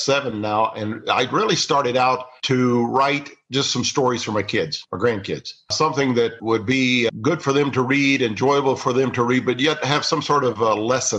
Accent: Missouri, United States; I grew up in Missouri

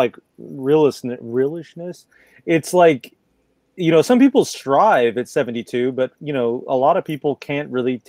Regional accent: Texas, United States; I'm from Texas, so like where I'm from, everyone just rides in the truck

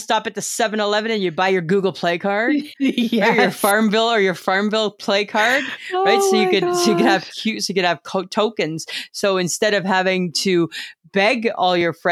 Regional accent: Canada

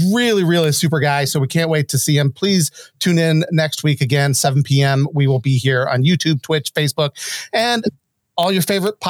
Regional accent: Cleveland, Ohio, United States; We're all from Cleveland

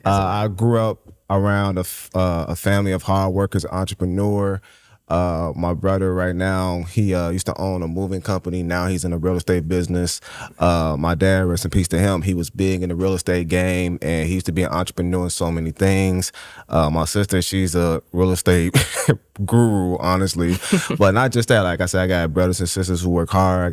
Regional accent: Chicago, Illinois, United States; born and raised in Inglewood

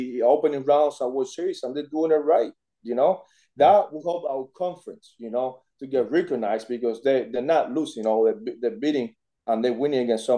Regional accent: Cuba; moved away as an adult; now in United States; I was born in Cuba. I came to the States when I was 18 years old

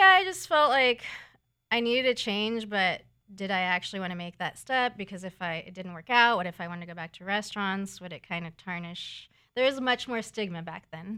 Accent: San Diego, California, United States; I'm from San Diego

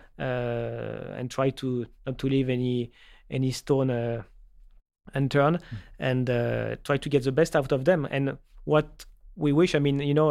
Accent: Paris, Île-de-France, France; moved away as an adult; also born or lived in Toulouse; born and raised in Paris

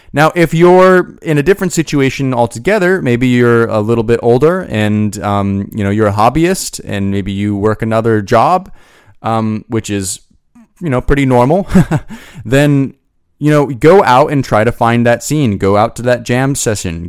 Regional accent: Boise, Idaho, United States; moved away; I'm originally from Boise, Idaho

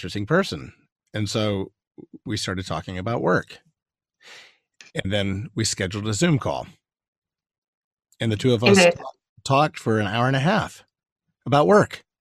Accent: United States; being from America

